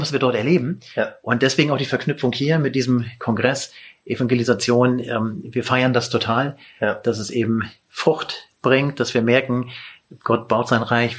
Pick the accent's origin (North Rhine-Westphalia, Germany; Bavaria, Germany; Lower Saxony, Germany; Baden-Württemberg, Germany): Lower Saxony, Germany; Lüneburg; ich komme aus Lüneburg und also vor den Toren Hamburgs